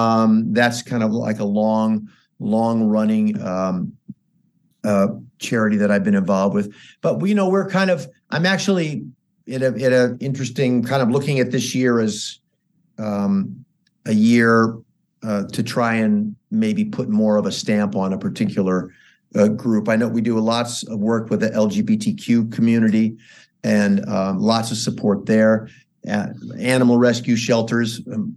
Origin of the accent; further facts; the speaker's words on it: St. Louis, Missouri, United States; also born or lived in New York City / Los Angeles; I came from St. Louis, Missouri, and then I went to New York City. Then I came